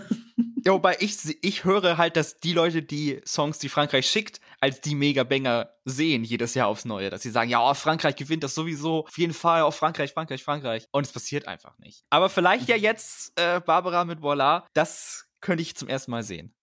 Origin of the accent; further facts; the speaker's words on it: Germany; als Deutscher